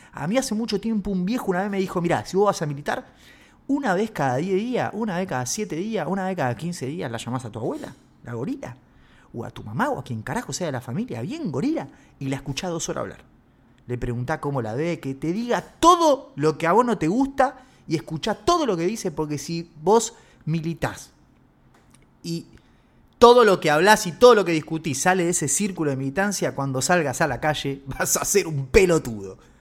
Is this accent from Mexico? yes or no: no; Argentina; Nosotros somos los argentinos